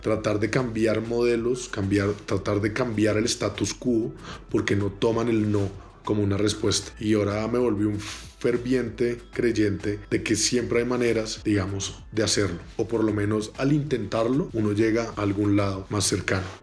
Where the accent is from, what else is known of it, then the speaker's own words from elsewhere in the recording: Bogotá, Colombia; yo soy colombiano, nacido y criado en Bogotá